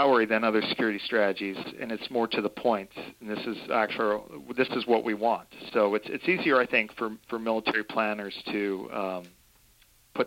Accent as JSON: {"language": "English", "country": "United States", "lives_now": "Hawaii, United States", "said": "I am American"}